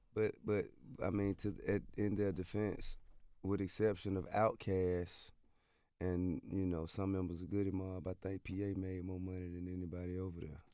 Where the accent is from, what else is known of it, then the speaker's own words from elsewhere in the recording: Atlanta, Georgia, United States; I'm from Bankhead, which is basically two major avenues that are parallel to each other